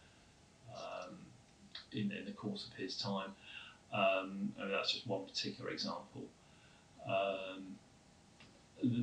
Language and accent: English; Southport, North West England, United Kingdom; accent: flat vowels; moved away as an adult; I was originally from the north of England, from a town called Southport, which is near Liverpool